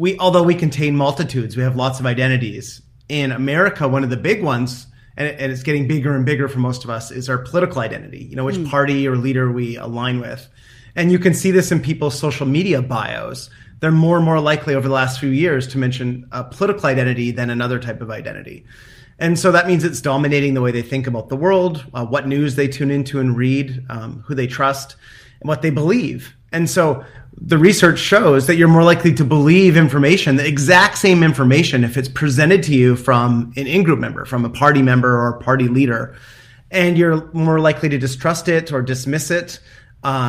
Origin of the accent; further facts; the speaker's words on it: Canada; now in United States; I have an identity as a father, as a professor, as a son, as a Canadian.